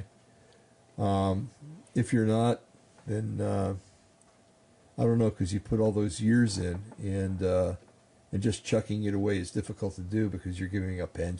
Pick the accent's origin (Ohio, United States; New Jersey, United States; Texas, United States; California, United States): New Jersey, United States; I grew up in New Jersey